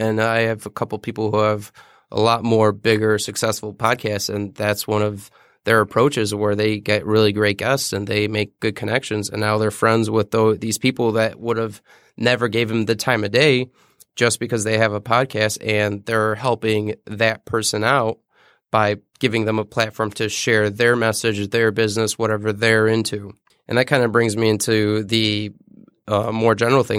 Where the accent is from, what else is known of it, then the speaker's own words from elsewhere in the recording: Detroit, Michigan, United States; I grew up in Detroit, the city of Detroit